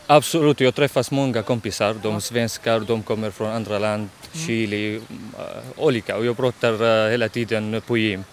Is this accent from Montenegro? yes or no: no; Syria; Swedish is a second language; also born or lived in Borås, Sweden; now in Norrköping, Sweden; jag kommer från Syrien